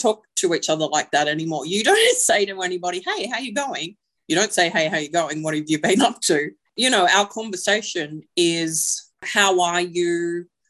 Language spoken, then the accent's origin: English; Lismore, New South Wales, Australia; I am from Lismore.